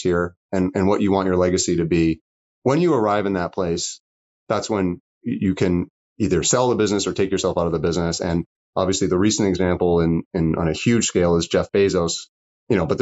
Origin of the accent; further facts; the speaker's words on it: Canada; We're smart as Canadians